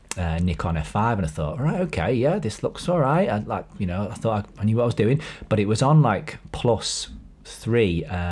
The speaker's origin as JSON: {"language": "English", "region": "New York", "country": "United States", "tie": "born or raised there", "said": "I grew up near Yonkers."}